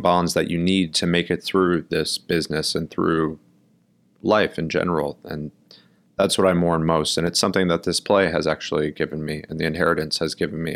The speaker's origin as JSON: {"language": "English", "region": "New York", "country": "United States", "tie": "born or raised there", "also_born_or_lived": "Milwaukee, Wisconsin", "said": "I grew up in Brooklyn, New York. Um, I was born here"}